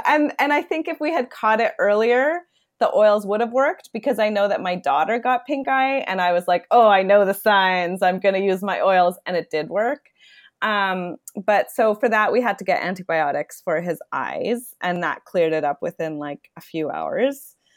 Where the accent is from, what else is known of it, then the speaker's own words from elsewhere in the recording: Toronto, Ontario, Canada; I am born and raised in Toronto